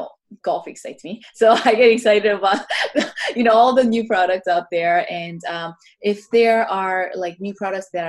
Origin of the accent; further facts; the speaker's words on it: Orlando, Florida, United States; also born or lived in Korea; now in Los Angeles, United States; growing up in Orlando